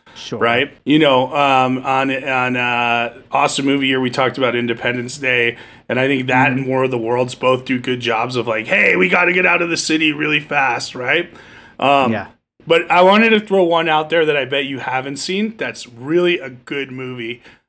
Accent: New Jersey, United States; But I'm from Jersey, so we could just be like, Bro Shannon, come here.

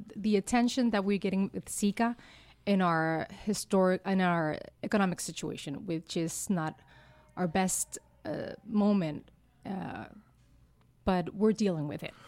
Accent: Utuado, Puerto Rico; first language Spanish; English is a second language; I'm from Utuado. It's in, in the center of the island.

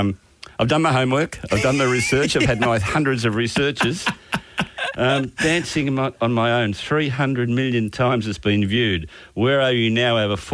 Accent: Australia; being an Aussie

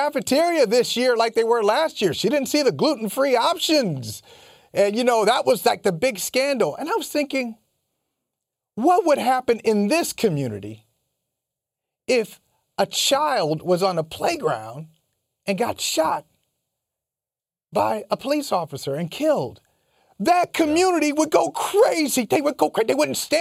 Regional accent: Midwest, United States; growing up in the Midwest and having and being raised by sensible folk

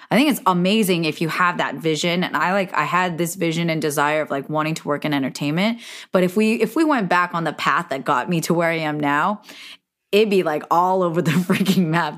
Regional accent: Silicon Valley, California, United States; We're both from Silicon Valley

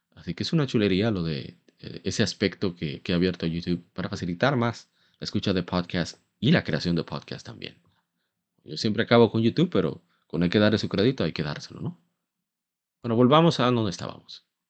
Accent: Dominican Republic; como decimos aquí en mi país

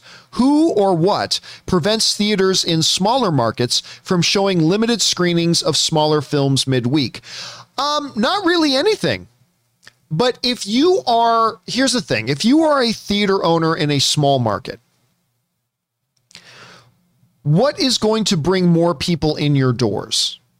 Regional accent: Canada; I'm Canadian and I can't even do a good French accent.

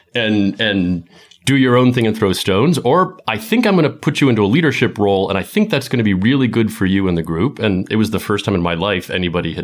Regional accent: Falls Church, Virginia, United States; also born or lived in London; I was born in Falls Church, just outside of D.C. Aside from a few years in London in my 20s, I've basically lived in the D.C. area my whole life

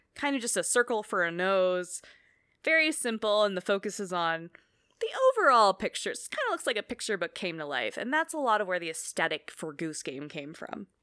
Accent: Oakland, California, United States; I grew up in Oakland

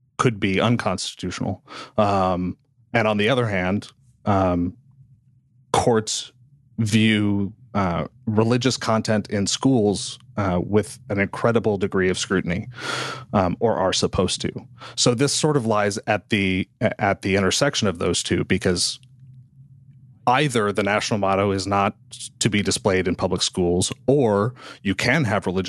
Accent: Missouri, United States; I'm from Missouri

